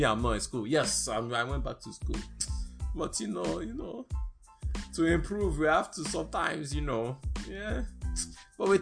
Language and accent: English; Birmingham, Alabama, United States; I grew up in Birmingham, Alabama